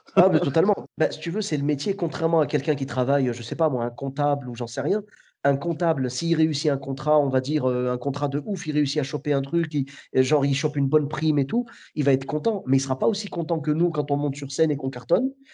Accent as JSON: {"language": "French", "town": "Clermont-Ferrand", "region": "Auvergne-Rhône-Alpes", "country": "France", "moved": "as an adult", "lives_now": "Bordeaux, France", "said": "je suis de Clermont-Ferrand à la base"}